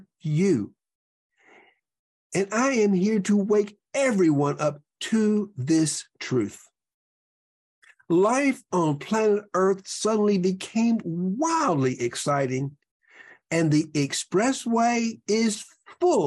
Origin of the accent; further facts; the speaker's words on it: Deep South, United States; We were both born in 1954 in the Deep South.